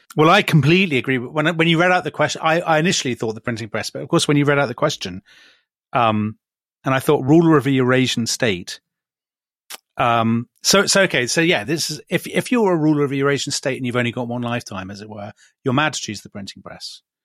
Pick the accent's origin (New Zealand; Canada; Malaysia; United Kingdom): United Kingdom; the maps that we grew up with in Britain